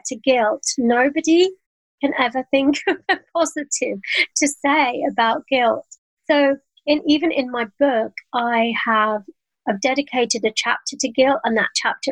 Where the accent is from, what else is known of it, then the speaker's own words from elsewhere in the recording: London, United Kingdom; moved away as an adult; now in Cotswolds, United Kingdom; I'm a Londoner and I now live in the Cotswolds.